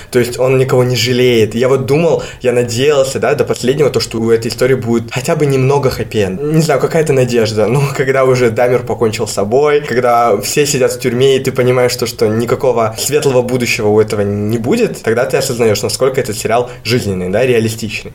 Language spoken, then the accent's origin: Russian; Kyrgyzstan; мы сами из Кыргызстана